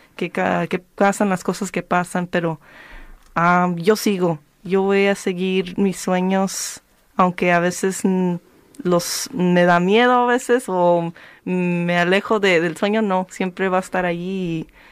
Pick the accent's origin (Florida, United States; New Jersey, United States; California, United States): California, United States; Careje; now in Southeast Los Angeles, United States; yo nací en, bueno, en, esa área, pero me crecí en Careje.